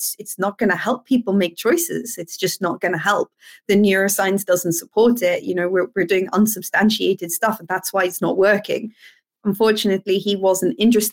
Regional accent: Cape Town, Western Cape, South Africa; moved away as an adult; now in United Kingdom; I'm from South Africa originally, from Cape Town in South Africa

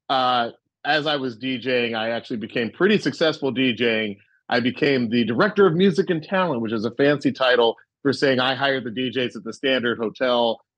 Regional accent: Atlanta, Georgia, United States; moved away as an adult; also born or lived in Cambridge, Massachusetts; I was coming from Atlanta, where Atlanta was so black when I was growing up

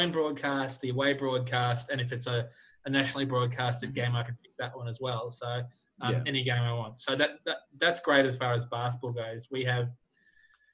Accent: Australia; as an Australian

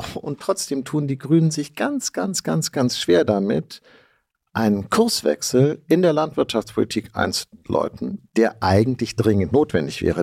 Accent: Hamburg, Germany; Ich komme, wie man merkt, aus Hamburg

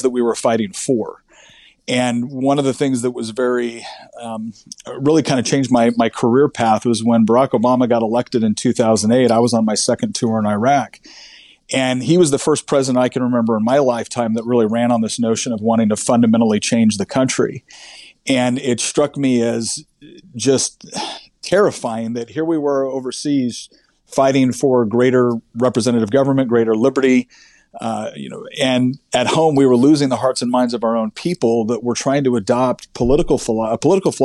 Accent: Northern California, United States; now in Virginia, United States; I was born and raised in Northern California.

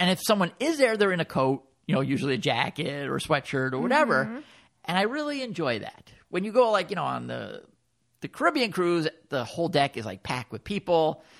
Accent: Fort Lauderdale, Florida, United States; I know we're from Fort Lauderdale.

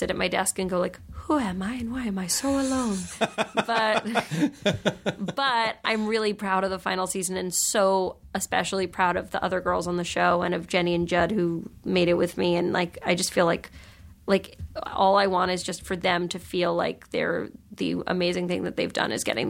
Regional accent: New York, United States; you know, I grew up in New York, and there's a lot of, like, sort of, like, that's, you know, the home of, like, you know, sassy literary gatherings and Gawker and Jezebel.

